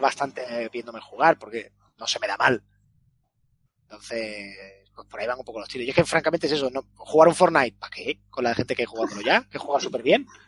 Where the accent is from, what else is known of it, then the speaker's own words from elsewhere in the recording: Spain; accent: Spanish; Por mucho inglés que hable, pues mi acento es español